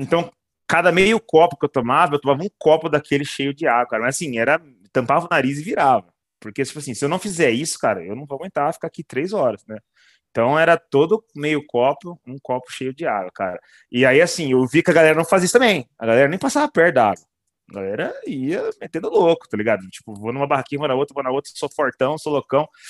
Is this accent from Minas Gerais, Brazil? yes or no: no; São José do Rio Preto, São Paulo, Brazil; lá na minha cidade eu descobri, cara, eu não sabia, em Rio Preto